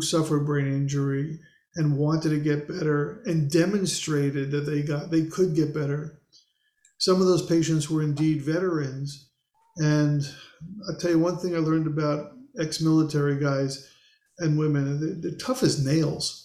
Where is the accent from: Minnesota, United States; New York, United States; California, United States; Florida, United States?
New York, United States; New York City; moved away as an adult; also born or lived in Lancaster, Pennsylvania / Baltimore, Maryland; I grew up in Queens, New York